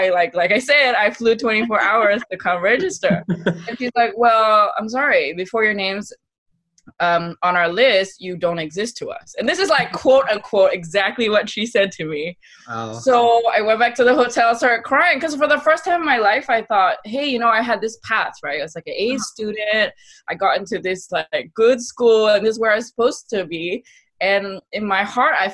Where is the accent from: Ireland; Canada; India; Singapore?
Singapore; I grew up in Singapore. I spent 18 years of my life here.